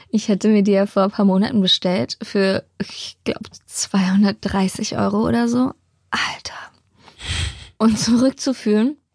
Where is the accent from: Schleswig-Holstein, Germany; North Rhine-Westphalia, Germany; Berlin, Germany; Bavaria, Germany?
Berlin, Germany; Bei uns in Hellersdorf gibt es ein Naturschutzgebiet